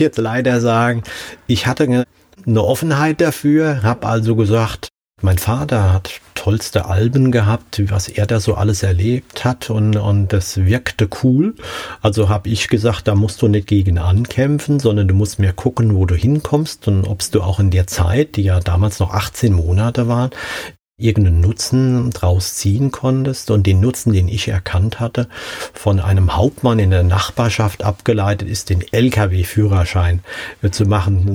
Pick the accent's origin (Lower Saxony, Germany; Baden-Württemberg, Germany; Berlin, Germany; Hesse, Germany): Hesse, Germany; ich als Hesse